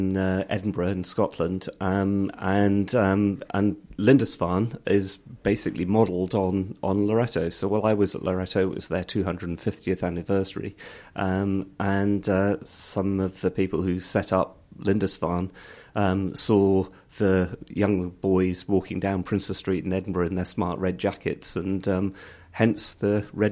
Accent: Singapore; also born or lived in Hong Kong / Ilkley, United Kingdom; I was born in Hong Kong. My father was in shipping. We then moved to Singapore, and I did my sort of first early years education there, and then was sent to Yorkshire to schooling in a boarding school in the Ilkley

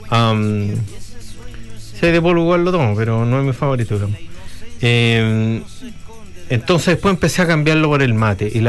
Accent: Chile; Así que viene ahí, a pesar de que nosotros somos chilenos y dicen que no tomamos tanto

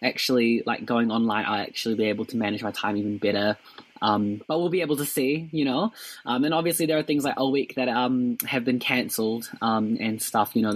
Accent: Dunedin, Otago, New Zealand; I'm from Dunedin

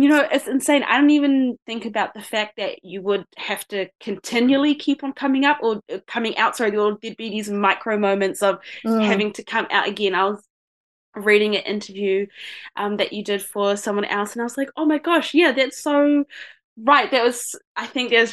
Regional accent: New Zealand; accent: Kiwi; my voice and my accent, because I do sound pretty Kiwi

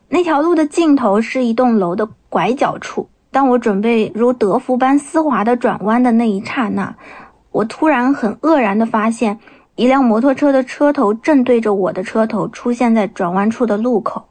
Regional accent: Nanjing, Jiangsu, China; 我来自江苏南京，目前从事的是儿童绘本插画师的工作

